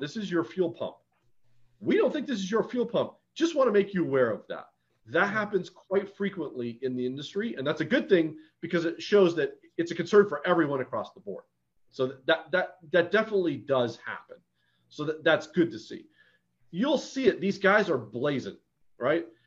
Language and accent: English; Detroit, Michigan, United States; moved away; I'm originally from Detroit